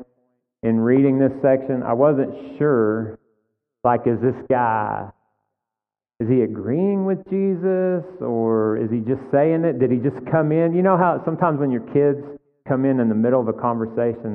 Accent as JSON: {"language": "English", "region": "Texas", "country": "United States", "said": "we're all Texans here"}